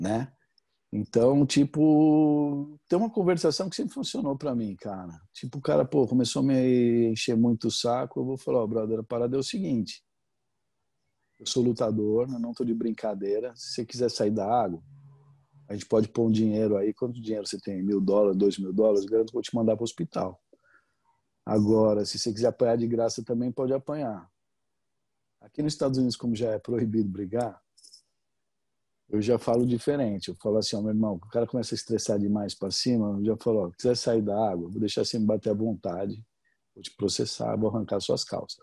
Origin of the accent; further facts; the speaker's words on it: Brazil; moved away; eu sou brasileiro, mas sou mal grosso